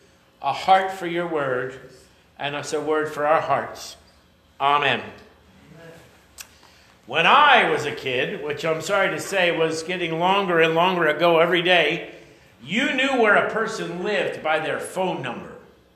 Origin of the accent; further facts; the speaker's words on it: Haddon Township, New Jersey, United States; I grew up in Haddon Township. My mom still lives there